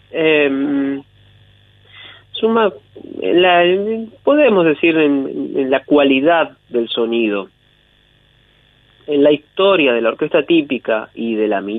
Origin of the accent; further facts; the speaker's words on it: Pehuajó, Buenos Aires Province, Argentina; yo soy de Peguajó.